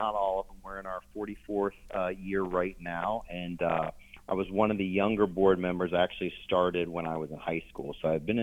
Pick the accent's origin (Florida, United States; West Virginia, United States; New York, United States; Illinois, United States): West Virginia, United States; Clarksburg; I grew up in North Central West Virginia in Clarksburg, West Virginia